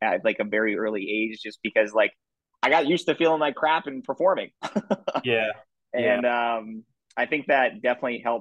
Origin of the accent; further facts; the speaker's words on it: Erie, Pennsylvania, United States; grew up in Erie, Pennsylvania. First and foremost, I w moved around a lot when I was a little kid, but mostly grew up in Pennsylvania. We moved there